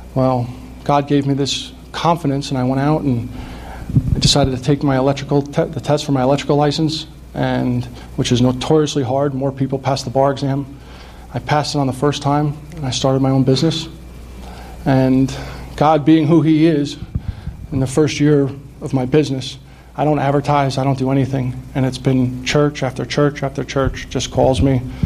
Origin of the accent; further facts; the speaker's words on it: Ramsey, New Jersey, United States; I, I grew up in Bergen County, I grew up in Ramsey